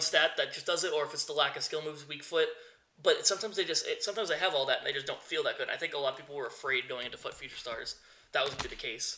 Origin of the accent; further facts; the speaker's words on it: United States; I'm from the United States